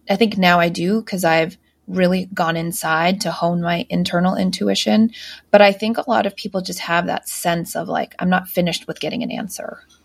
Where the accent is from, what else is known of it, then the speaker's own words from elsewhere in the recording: United States; I grew up outside just outside Washington D.C.